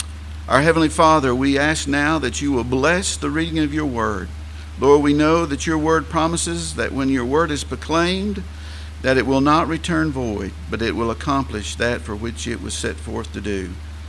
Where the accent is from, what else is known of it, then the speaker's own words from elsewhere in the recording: Tennessee, United States; accent: Southern English; Probably the majority of folks do, and I am from Tennessee in the U.S.